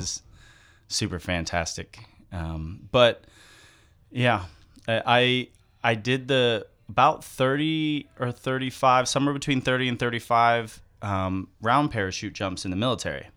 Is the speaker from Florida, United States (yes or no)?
yes; Zephyrhills, Florida, United States; I grew up in Zephyr Hills